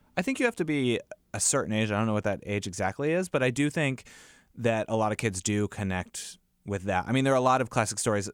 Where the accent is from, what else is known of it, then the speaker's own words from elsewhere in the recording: United States; as an American